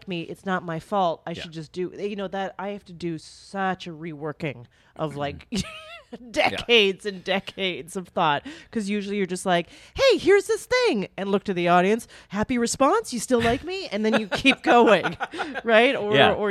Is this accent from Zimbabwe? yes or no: no; Canada; I'm Canadian